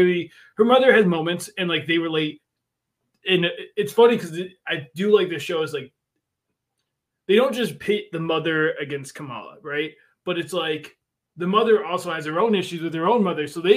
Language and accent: English; Buffalo, New York, United States; I grew up in Buffalo